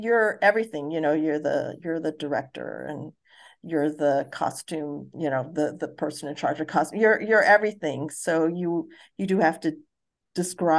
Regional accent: Hawaii, United States; also born or lived in Missouri / Japan / Guam; I grew up in Hawaii

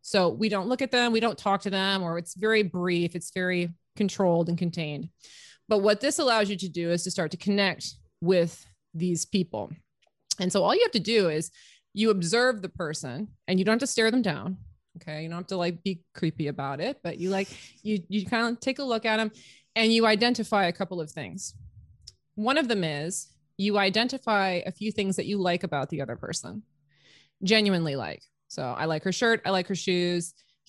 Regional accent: Canada; So we're both women. We're both Canadian.

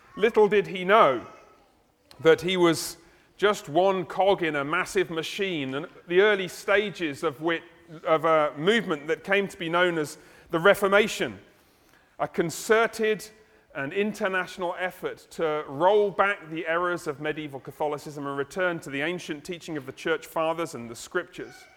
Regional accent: United Kingdom; I'm British

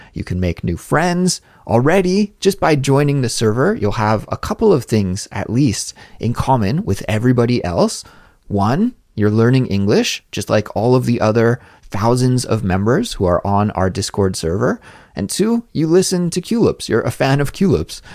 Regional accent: Canada; moved away as an adult; now in Seoul, South Korea; my home country of Canada

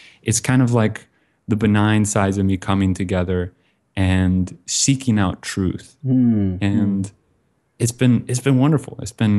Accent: Bend, Oregon, United States; also born or lived in Kansas City; now in Vietnam; Originally, I'm from Central Oregon, beautiful mountain town called Bend.

